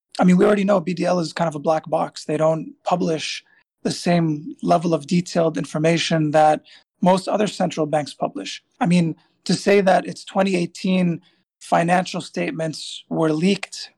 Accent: Tripoli, North Governorate, Lebanon; school in my hometown in Tripoli

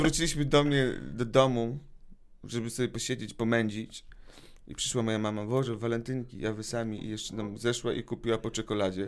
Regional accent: Radom, Masovian Voivodeship, Poland; also born or lived in Wrocław; moje w ogóle dzieciństwo i młodość radomską

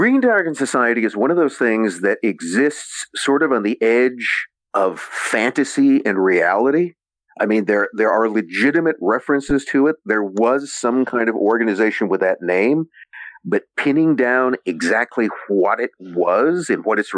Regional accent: San Joaquin Valley, California, United States; I'm from the San Joaquin Valley, so I'm from further south than there

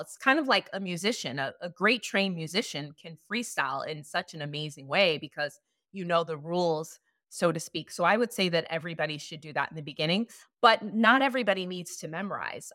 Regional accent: Chicago, Illinois, United States; moved away as an adult; also born or lived in Hollywood; When I first moved to Hollywood, I'm from Chicago

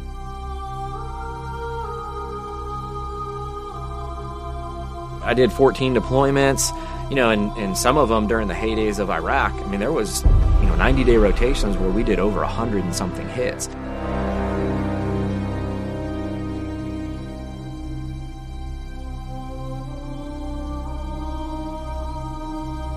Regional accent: Connecticut, United States; I grew up in New England, grew up in Connecticut

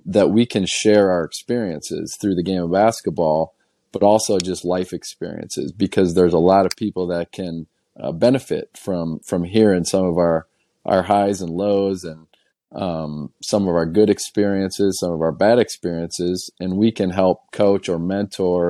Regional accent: just south of the Wisconsin border, Illinois, United States; I grew up in Illinois. So I was just south of the Wisconsin border, south of Madison, Wisconsin

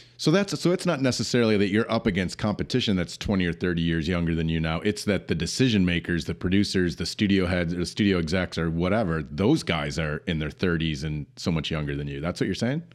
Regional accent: Grand Rapids, Michigan, United States; where we grew up in Grand Rapids

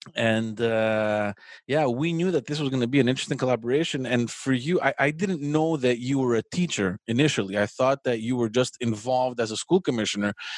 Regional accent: Montreal, Quebec, Canada; I grew up in Parkex

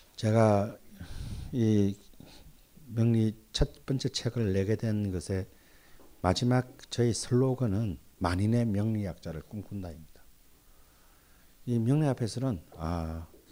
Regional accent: Busan, South Korea; 특히 제 고향 부산에

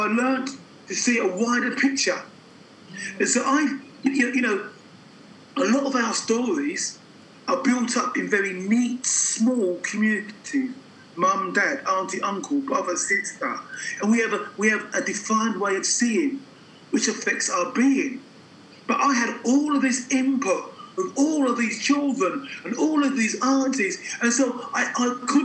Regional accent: London, United Kingdom; I was born in London.

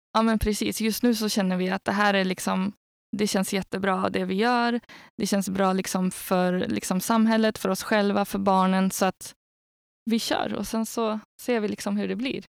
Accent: Algeria; now in Sweden; jag har själv jag har vuxit upp i Algeriet

